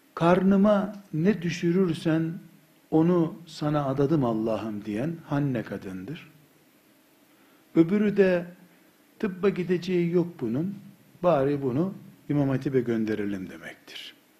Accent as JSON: {"language": "Turkish", "region": "Black Sea Region", "country": "Turkey", "said": "biz Karadeniz çocuğu"}